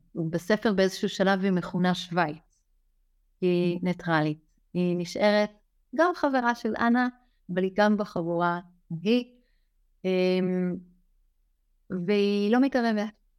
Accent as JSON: {"language": "Hebrew", "country": "Israel", "tie": "born or raised there", "moved": "yes", "said": "אני גדלתי במושב קטן, חזרתי אחר כך למושב קטן, אני כבר לא גרה שם"}